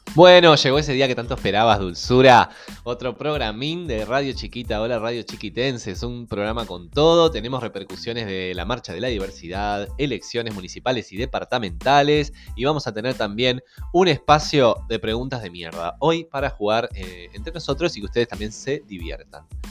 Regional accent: Montevideo, Uruguay; also born or lived in Las Piedras; yo soy lo más montevideano que hay. Que haya vivido en Las Piedras

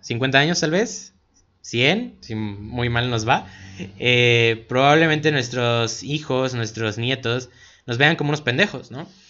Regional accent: Cuautla, Morelos, Mexico; nosotros que somos aquí de Cuautla

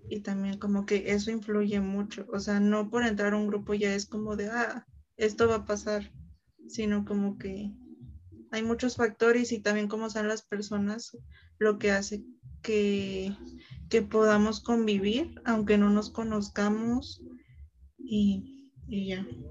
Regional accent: Mexico; tres somos mexicanas

